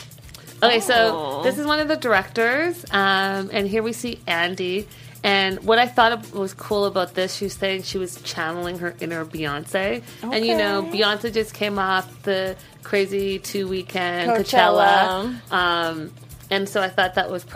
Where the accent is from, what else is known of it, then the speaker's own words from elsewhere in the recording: Canada; I'm from Canada. I think we say things a little differently